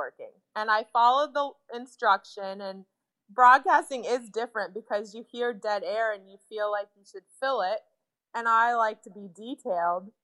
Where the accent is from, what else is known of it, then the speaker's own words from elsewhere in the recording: United States; I am from America